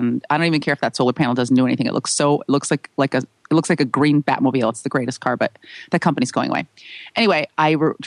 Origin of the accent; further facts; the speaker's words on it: San Francisco, California, United States; my hometown of San Francisco